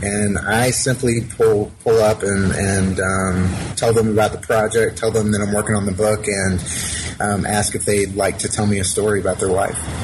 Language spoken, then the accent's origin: English; Alpharetta, Georgia, United States; I grew up in Alpharetta, Georgia, which is a suburb just north of Atlanta